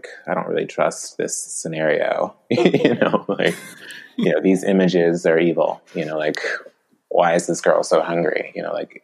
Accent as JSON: {"language": "English", "region": "the South", "country": "United States", "tie": "born or raised there", "said": "growing up in the South, I was basically able to graduate high school with a very low reading level"}